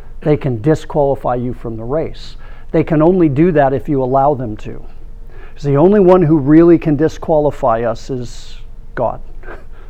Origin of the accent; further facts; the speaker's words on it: Orange County, California, United States; I grew up in Orange County in the 70s